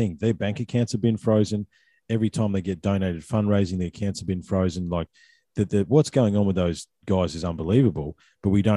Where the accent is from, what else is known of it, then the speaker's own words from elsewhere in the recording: Australia; us as Australian people